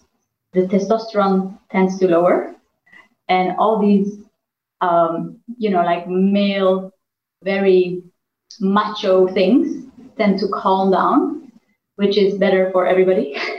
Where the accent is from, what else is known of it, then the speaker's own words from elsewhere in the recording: Iran; born there; Now, I was born in Iran. I speak a little bit of Farsi, but not that much. I'm not Iranian, but I'm Armenian.